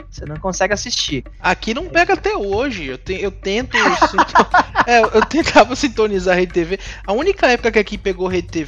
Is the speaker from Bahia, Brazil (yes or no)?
yes; Salvador, Bahia, Brazil; Pra quem não sabe, eu sou de Salvador.